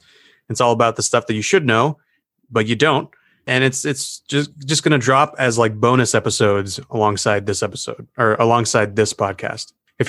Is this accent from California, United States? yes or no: no; Florida, United States; No. I don't think so. I'm from Florida.